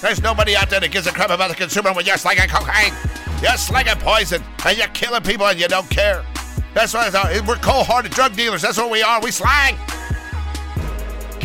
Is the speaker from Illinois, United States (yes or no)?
no; Los Angeles, California, United States; also born or lived in Alabama; I grew up in Los Angeles. My whole life, I've been in Los Angeles just about